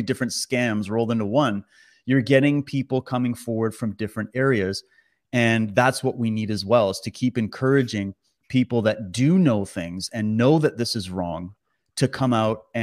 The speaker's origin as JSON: {"language": "English", "country": "Canada", "said": "as a Canadian"}